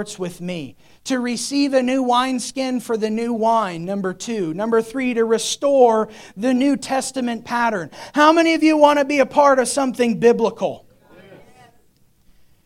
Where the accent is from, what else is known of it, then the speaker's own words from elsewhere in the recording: United States; as American Christians